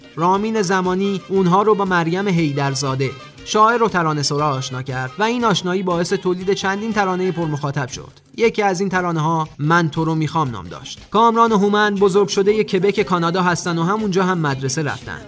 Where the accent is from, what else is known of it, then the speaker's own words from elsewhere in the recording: Iran; ما که ایرانی هستیم